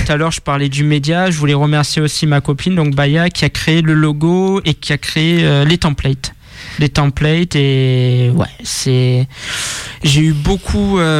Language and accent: French; Marseille, Provence-Alpes-Côte d'Azur, France; moved away as an adult; now in Lyon, France; je suis né à Marseille, dans le 12e, et j'habite sur Lyon depuis août 2019.